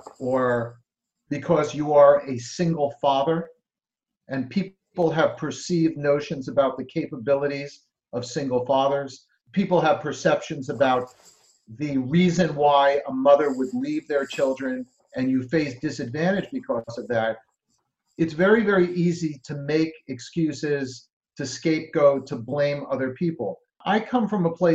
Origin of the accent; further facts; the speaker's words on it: New Jersey, United States; I'm from New Jersey